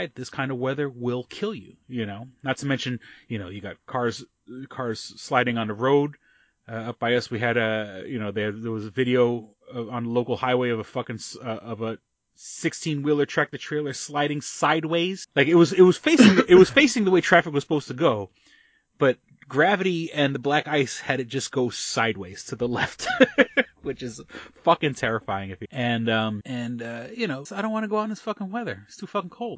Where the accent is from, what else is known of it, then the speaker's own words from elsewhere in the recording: New York, United States; being a New Yorker